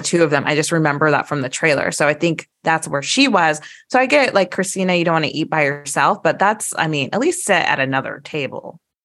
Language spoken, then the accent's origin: English; Midwest, United States; we're from the Midwest, as you guys know, Kansas City, Saint Louis